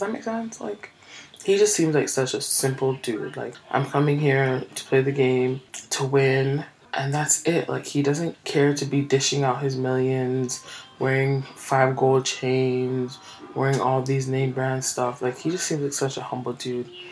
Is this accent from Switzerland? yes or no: no; Canada